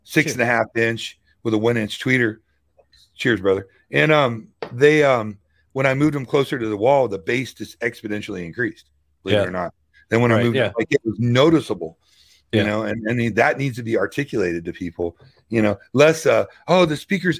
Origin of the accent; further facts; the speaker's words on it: Louisville, Kentucky, United States; I'm from Louisville